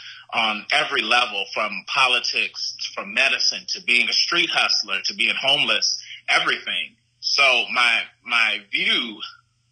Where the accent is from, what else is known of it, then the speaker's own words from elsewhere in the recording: Gary, Indiana, United States; I grew up in Gary, Indiana.